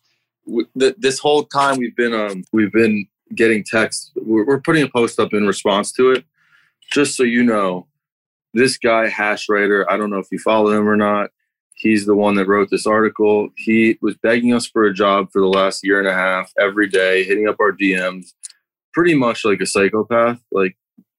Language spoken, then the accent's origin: English; Bethesda, Maryland, United States; also born or lived in Colorado; now in California, United States; I'm from Bethesda, Maryland